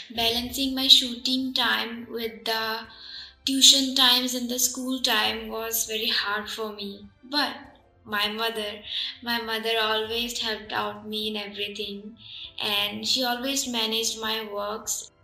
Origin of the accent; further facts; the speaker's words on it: Assam, India; also born or lived in Tripura / Gujarat; I was born in Tripura and was raised in Assam and I also lived in Gujarat for 4 years